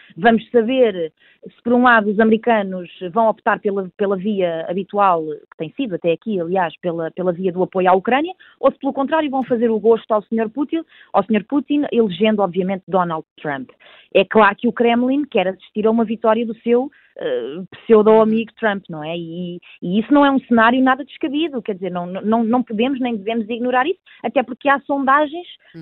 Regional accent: Portugal; sou portuguesa

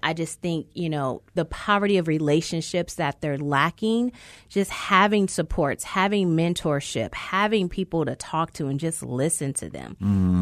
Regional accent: California, United States; I grew up in California system, not Arizona's

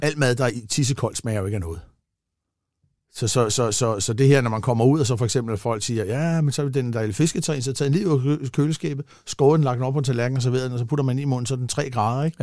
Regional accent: Gladsaxe, Capital Region of Denmark, Denmark; also born or lived in Italy; jeg kommer fra Gladsaxe af

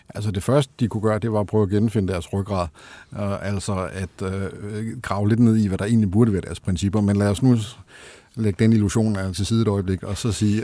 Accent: Denmark

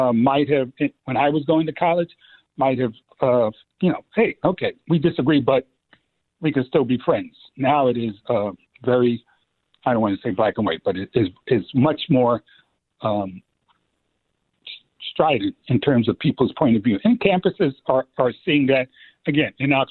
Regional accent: New York City, New York, United States; moved away; growing up in the Bronx

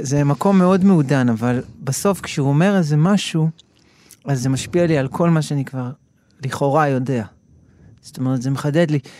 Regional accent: Ra'anana, Central District, Israel; moved away as an adult; now in Tel Aviv, Israel; גדלתי ברעננה, ואחרי זה כבר אה, בגיל 21, אני חושב, כבר עברתי לתל אביב

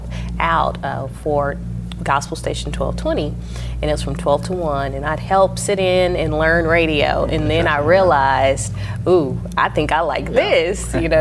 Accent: Oklahoma City, Oklahoma, United States; I was raised in Northeast Oklahoma City

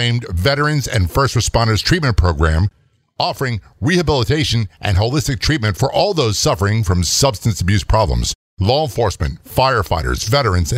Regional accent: United States; being an American

